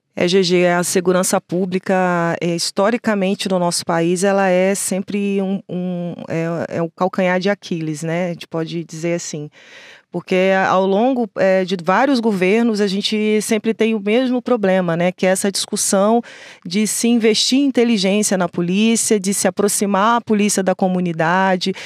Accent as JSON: {"language": "Portuguese", "region": "Rio de Janeiro", "country": "Brazil", "tie": "born or raised there", "also_born_or_lived": "Baixada Fluminense", "said": "eu sou do Rio de Janeiro nascida no Rio de Janeiro, morei na Baixada Fluminense lá"}